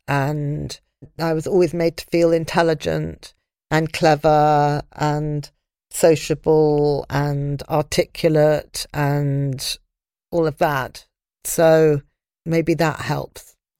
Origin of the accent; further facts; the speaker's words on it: London, United Kingdom; I was brought up in London and my friends were all in London